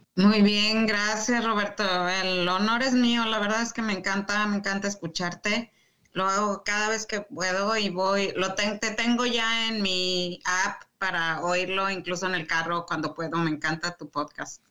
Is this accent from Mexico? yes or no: yes; Mexico City, Mexico; moved away as an adult; also born or lived in Saltillo, Mexico; now in Michigan, United States; Yo nací en la Ciudad de México, el antiguo DF